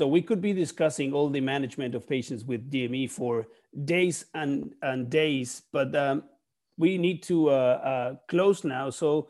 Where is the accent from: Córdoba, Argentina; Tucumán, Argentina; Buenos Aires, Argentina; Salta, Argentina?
Buenos Aires, Argentina; from Buenos Aires, Argentina